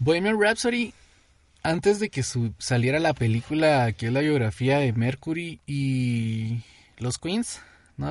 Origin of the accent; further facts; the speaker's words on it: Guatemala City, Guatemala Department, Guatemala; somos guatemaltecos, somos chapines